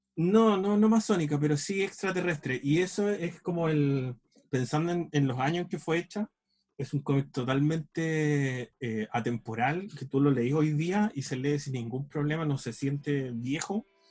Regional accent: Chile; mi visión del mundo parte desde aquí, desde mi casa

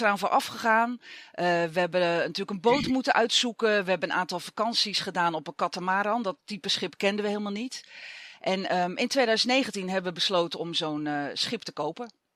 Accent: Zeeland, Netherlands; moved away; ik kom oorspronkelijk uit Zeeland

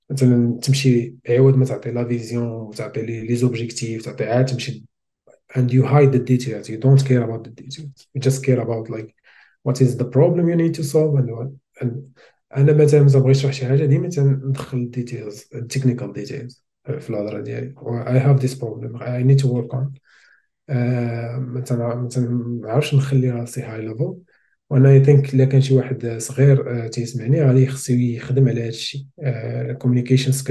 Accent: Smara, Laâyoune-Sakia El Hamra, Morocco; also born or lived in Beni Bouayach; ما قريتش فيها زاديت

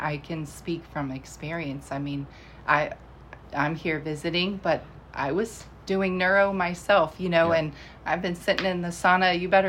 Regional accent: Virginia, United States; also born or lived in Iowa; Yes, definitely conservative, faith first. So it was kind of amazing when we moved from Iowa to Virginia.

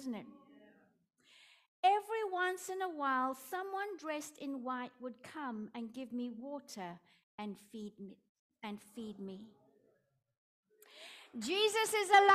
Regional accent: South Africa; accent: Afrikaans; my Afrikaans accent

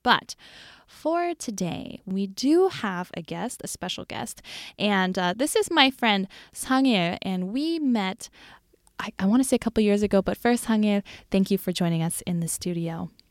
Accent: United States; moved away; born and mostly raised in the U S

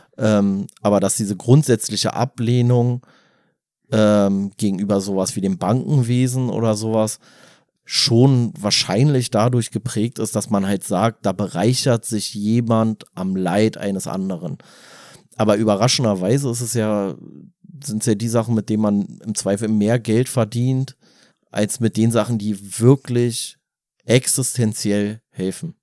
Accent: Germany; als Deutscher

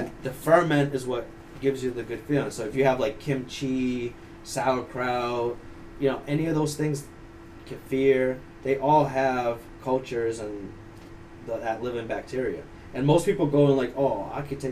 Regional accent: Ukraine; now in United States; I come from Ukraine.

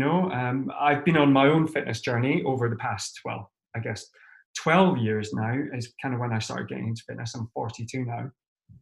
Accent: St Andrews, Scotland, United Kingdom; moved away as an adult; also born or lived in London; now in Sweden; I am originally from St Andrews on the east coast of Scotland, other side of the country from you

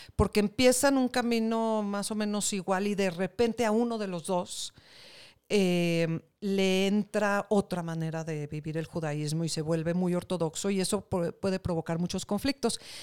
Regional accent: Mexico; somos mexicanos y que somos una parte más de este país

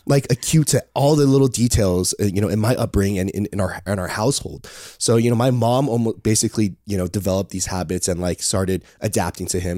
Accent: Palos Verdes, California, United States; also born or lived in Torrance, California; we have a, a, house up there, and that's where I grew up

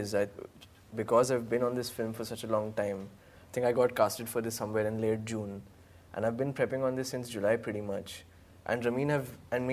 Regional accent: Jamshedpur, Jharkhand, India; I grew up in Jamshedpur, which was a small town

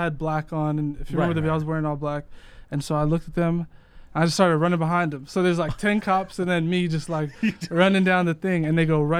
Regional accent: Worcester, Massachusetts, United States; Originally from Worcester, Massachusetts.

